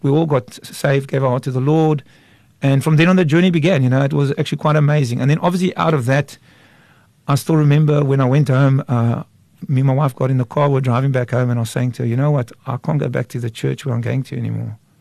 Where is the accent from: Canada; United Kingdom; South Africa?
South Africa; Kraaifontein, Western Cape; I grew up in Kraaifontein till the age of 16.